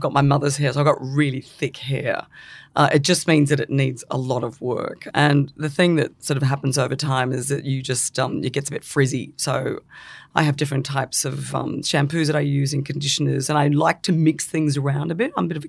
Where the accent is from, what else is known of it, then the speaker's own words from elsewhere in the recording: England, United Kingdom; born there; I was born in England, not that it means anything